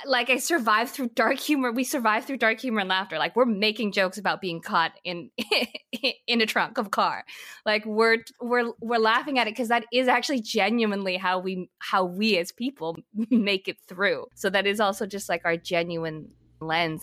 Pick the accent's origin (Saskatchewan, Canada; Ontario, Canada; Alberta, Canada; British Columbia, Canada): British Columbia, Canada; Vancouver; I grew up in Vancouver. That's where I did most of like my middle school, high school experience. I mean, I've I've, I've jumped all over the place before that, but I just say I'm from Vancouver